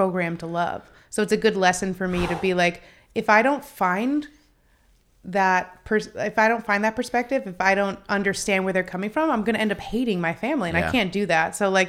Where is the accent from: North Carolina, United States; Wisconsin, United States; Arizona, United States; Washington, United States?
Arizona, United States; Phoenix; I look back on like growing up in Phoenix and, you know, that it's a different world even from